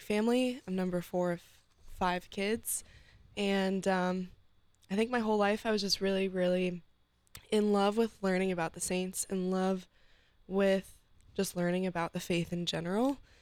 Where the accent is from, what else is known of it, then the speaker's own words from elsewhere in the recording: Steubenville, Ohio, United States; moved away as an adult; now in Columbus, United States; I was born and raised in Steubenville, Ohio